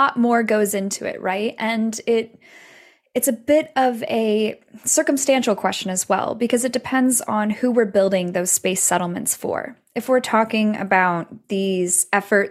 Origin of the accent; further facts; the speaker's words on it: United States; I'm American, born and raised in the US